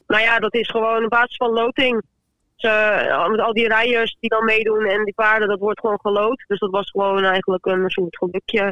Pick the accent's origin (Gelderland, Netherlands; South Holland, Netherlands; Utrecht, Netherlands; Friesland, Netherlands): Friesland, Netherlands; now in Lisse, Netherlands; ik kom uit Friesland.